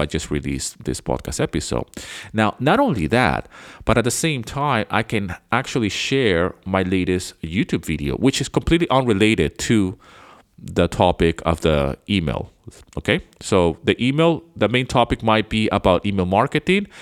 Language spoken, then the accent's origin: English; Venezuela; moved away as an adult; also born or lived in United Kingdom; now in Greece; I was born in the U K, but I grew up somewhere else. I grew up in South America. I grew up in Venezuela